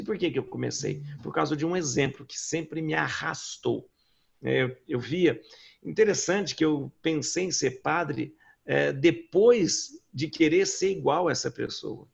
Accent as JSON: {"language": "Portuguese", "town": "Lavras", "region": "Minas Gerais", "country": "Brazil", "said": "eu sou de uma cidade do interior de Minas, Lavras"}